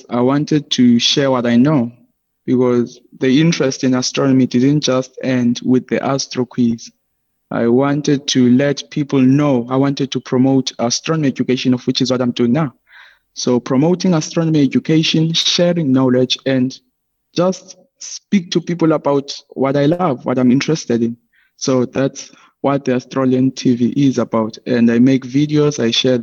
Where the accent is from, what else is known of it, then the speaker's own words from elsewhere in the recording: Hermanus, Western Cape, South Africa; from Armanas in the township of Swelihle, in the small township of Swelihle.